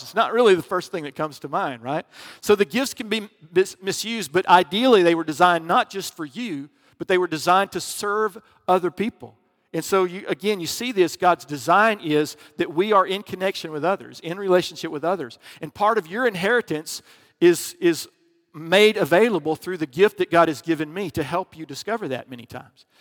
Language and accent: English; Alabama, United States; I was from Alabama back in, you know, grew up in the eighties